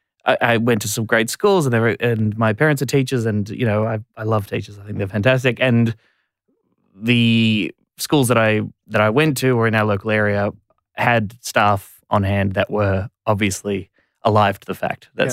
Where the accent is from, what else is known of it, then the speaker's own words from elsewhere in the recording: Warrnambool, Victoria, Australia; also born or lived in Ballarat; I grew up in Warrnambool in country Victoria